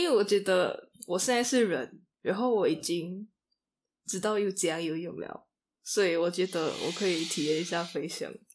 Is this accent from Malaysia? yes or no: yes; Kuching, Sarawak, Malaysia; 我会选择古之影也是，对啊。因为家里就最舒服啊。朋友也在这里啊，家人也在这里